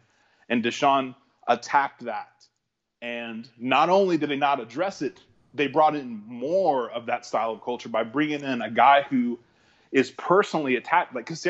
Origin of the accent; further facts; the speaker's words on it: Houston, Texas, United States; it's my town. This is where I'm from.